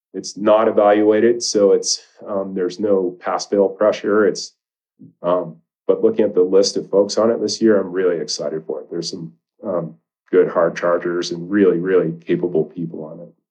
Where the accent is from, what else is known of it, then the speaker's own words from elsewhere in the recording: Maine, United States; moved away as an adult; now in Jackson, United States; I grew up in Maine